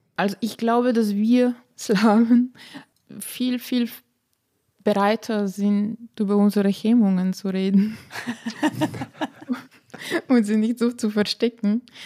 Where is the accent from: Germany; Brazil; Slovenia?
Slovenia; accent: Slavic; German is a second language; moved away as an adult; also born or lived in Vienna, Austria; now in Wolfsthal, Austria; bei uns in Slowenien